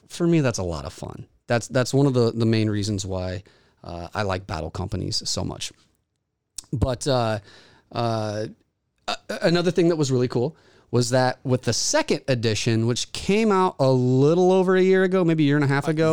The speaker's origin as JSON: {"language": "English", "town": "Springfield", "region": "Missouri", "country": "United States", "tie": "born or raised there", "said": "Springfield, Missouri is, my hometown"}